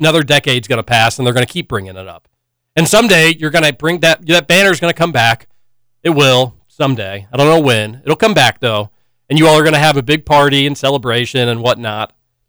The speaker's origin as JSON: {"language": "English", "town": "Louisville", "region": "Kentucky", "country": "United States", "tie": "born or raised there", "said": "Growing up in Louisville"}